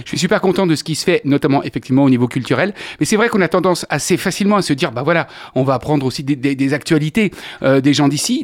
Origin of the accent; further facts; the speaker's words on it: Angers, Pays de la Loire, France; also born or lived in Paris; Je suis un gars d'ici, je suis né à Angers, je connais très bien ma ville